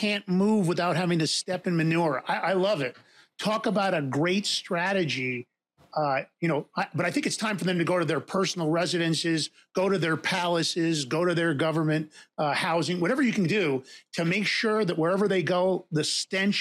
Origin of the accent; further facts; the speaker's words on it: New York City, New York, United States; moved away; also born or lived in White Plains, Westchester County, New York; I grew up in Fordham Road in the Bronx